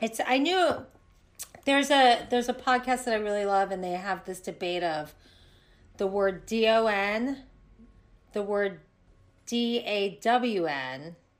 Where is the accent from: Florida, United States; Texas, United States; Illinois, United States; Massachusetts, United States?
Florida, United States; also born or lived in New York; now in Los Angeles, United States; in Florida growing up